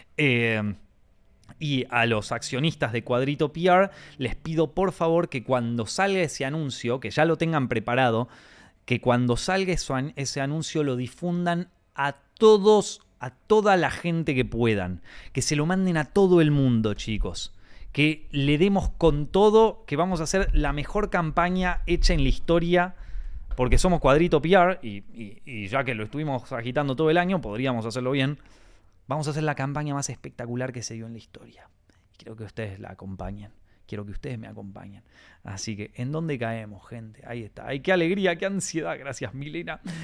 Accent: Argentina; como argentino que soy

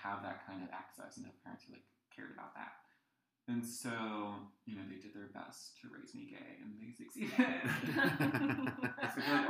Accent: New Jersey, United States; I grew up in the middle of New Jersey, which I always say I hope is not apparent from my accent.

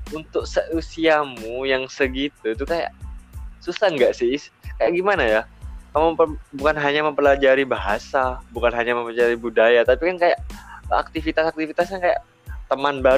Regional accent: Probolinggo, East Java, Indonesia; uh, aku kan dari Probolinggo nih Nah itu aja satu pijakan ke Malang aja itu membutuhkan waktu yang lama gitu loh. Karena kan kayak budaya Probolinggo, terus ke Pasuruan, ke uh, ke Malang, terus ke Surabaya ini kan sudah beda gitu.

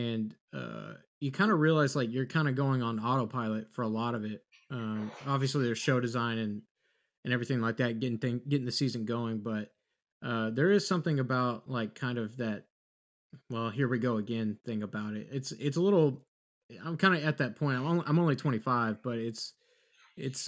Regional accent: Texas, United States; growing up in Texas is a little bit different of a standard

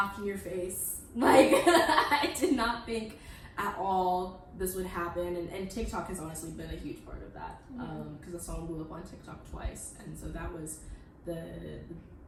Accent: Midwest, United States; moved away as an adult; now in New York, United States; I am from the Midwest

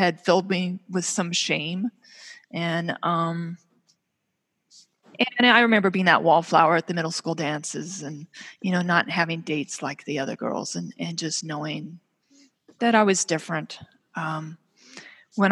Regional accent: California, United States; now in Minnesota, United States; I grew up out in California, and we had hills behind us with these big sprawling oak trees

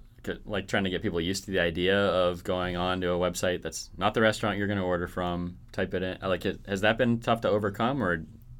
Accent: Fargo, North Dakota, United States; born there; I was born in Fargo, North Dakota

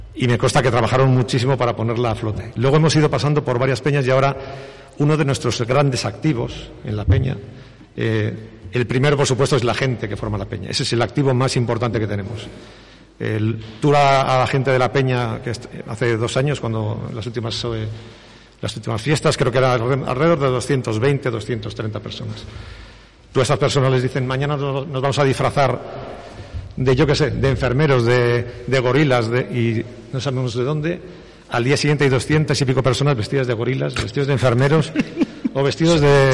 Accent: Bilbao, Basque Country, Spain; Yo soy de Bilbao

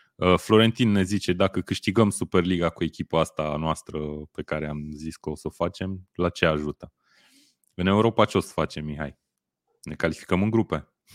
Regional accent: Romania; noi ca români

